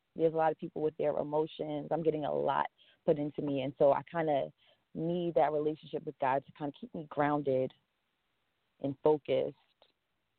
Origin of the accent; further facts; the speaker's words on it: Long Island, New York, United States; I was born and raised in Long Island.